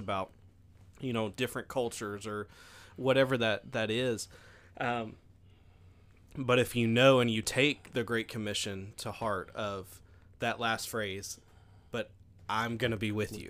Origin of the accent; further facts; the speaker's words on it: Stuttgart, Arkansas, United States; now in Hamburg, United States; I grew up in Stuttgart